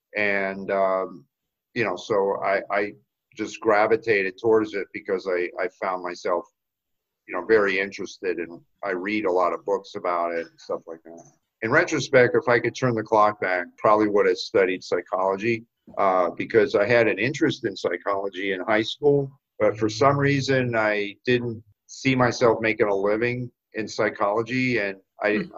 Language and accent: English; South Florida, United States; moved away as an adult; also born or lived in Boston; I grew up in South Florida, went to Florida State